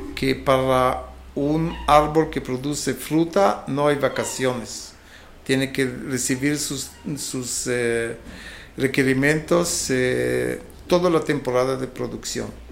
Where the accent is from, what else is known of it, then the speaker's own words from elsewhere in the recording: Israel; moved away as an adult; also born or lived in England / Angola; soy oriundo de Israel